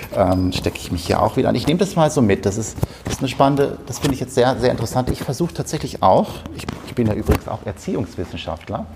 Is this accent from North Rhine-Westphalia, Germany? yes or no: yes; North Rhine-Westphalia, Germany; wie man bei uns in Westfalen sagt.